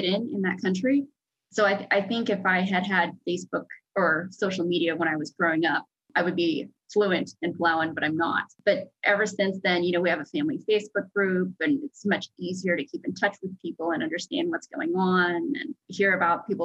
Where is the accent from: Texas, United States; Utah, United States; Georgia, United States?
Texas, United States; Houston; also born or lived in New York; we grew up southeast of Houston near where NASA is.